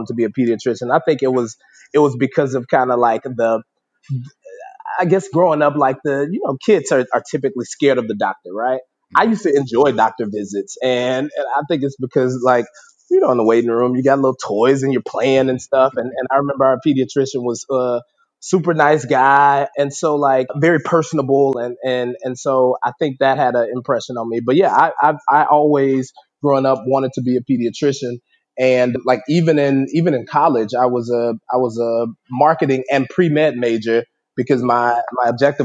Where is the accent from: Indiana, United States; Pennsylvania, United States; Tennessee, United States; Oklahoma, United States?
Tennessee, United States; Memphis; moved away; I grew up. I'm originally from Memphis, Tennessee